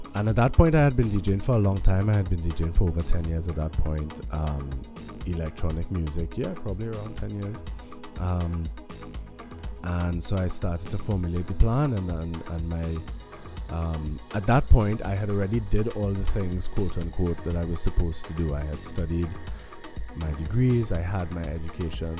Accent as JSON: {"language": "English", "country": "Trinidad & Tobago", "tie": "born or raised there", "moved": "as an adult", "lives_now": "Berlin, Germany", "said": "growing up in Trinidad um, and going to yeah living in Trinidad my whole life"}